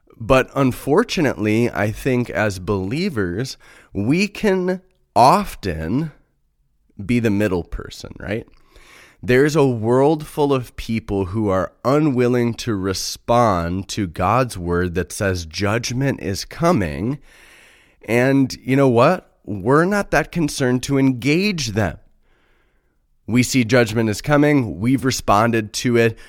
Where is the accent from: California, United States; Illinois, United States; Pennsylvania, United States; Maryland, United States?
Illinois, United States; Chicago; I'm from Chicago. I live in the Midwest